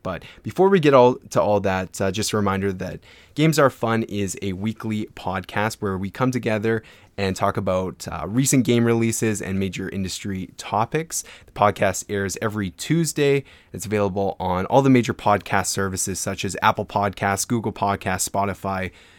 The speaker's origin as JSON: {"language": "English", "town": "Edmonton", "region": "Alberta", "country": "Canada", "said": "So I'm from Edmonton, Alberta, Canada."}